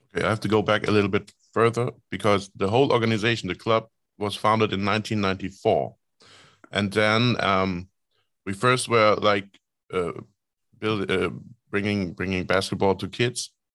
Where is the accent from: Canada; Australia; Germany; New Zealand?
Germany; Rostock, Mecklenburg-Vorpommern; Rostock is my hometown